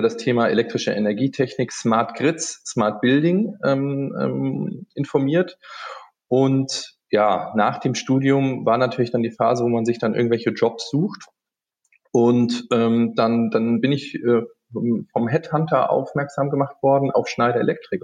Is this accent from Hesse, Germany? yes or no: yes; Frankfurt, Hesse, Germany; accent: Hessian; moved away as an adult; also born or lived in Aachen; grundsätzlich bin ich ein, ein Hessekind aus, aus Frankfurt, aus der Ecke. Das hört man immer an dem Gell, was ich manchmal an den Sätzen im, im Anhang dann sage